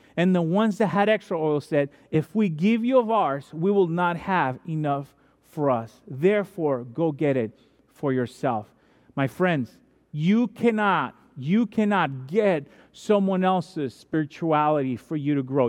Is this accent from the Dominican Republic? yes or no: yes; Dominican Republic; moved away; I'm from Dominican Republic, which is baseball country other than America and Japan